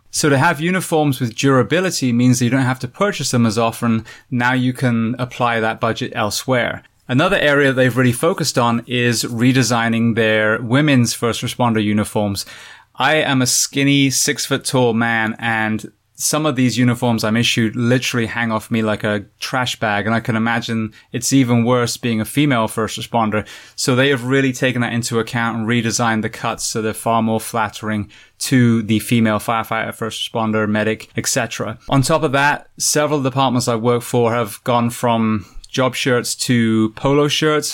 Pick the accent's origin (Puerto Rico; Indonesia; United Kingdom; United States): United Kingdom; England; I'm from England